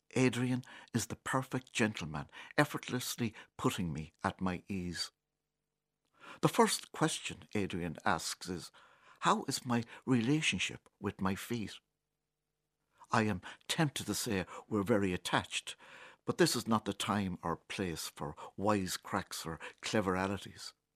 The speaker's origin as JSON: {"language": "English", "region": "County Kilkenny", "country": "Ireland", "tie": "born or raised there", "said": "Born and bred in Kilkenny"}